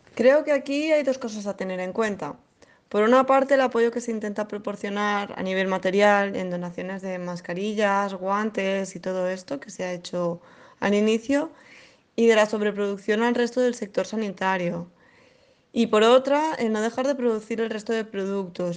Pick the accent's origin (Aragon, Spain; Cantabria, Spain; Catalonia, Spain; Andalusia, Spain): Catalonia, Spain; Barcelona; soy de Barcelona